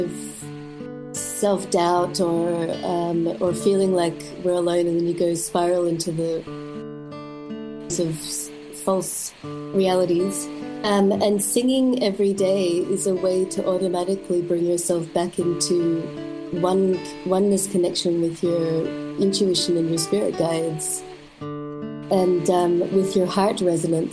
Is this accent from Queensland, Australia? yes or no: no; Melbourne, Victoria, Australia; moved away as an adult; now in Berlin, Germany; I grew up in Melbourne, in the outskirts of Melbourne.